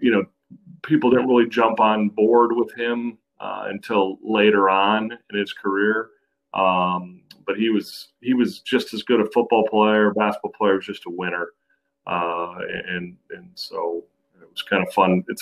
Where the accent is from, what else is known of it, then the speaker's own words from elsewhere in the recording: Minnesota, United States; moved away as an adult; now in North Carolina, United States; a native of Minnesota for land of 10,000 lakes